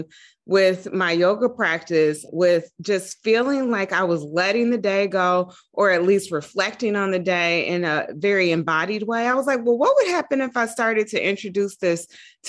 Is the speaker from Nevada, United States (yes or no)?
no; Dayton, Ohio, United States; moved away as an adult; also born or lived in Atlanta, Georgia / New York; I'm originally from Dayton, Ohio